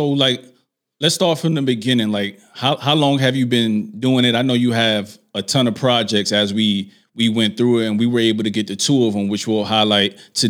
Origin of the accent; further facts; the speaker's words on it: New York, United States; I'm from New York